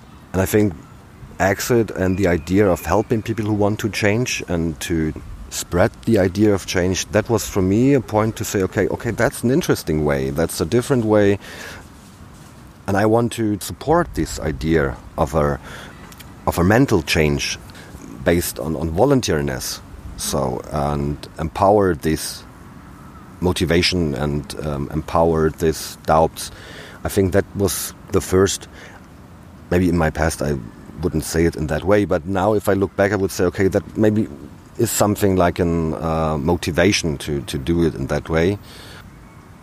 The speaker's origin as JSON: {"language": "English", "region": "Brandenburg", "country": "Germany", "said": "I'm from Brandenburg"}